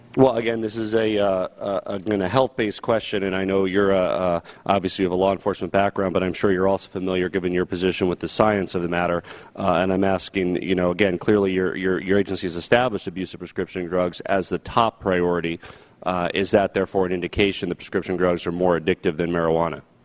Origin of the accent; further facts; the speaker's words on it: Colorado, United States; my home state of Colorado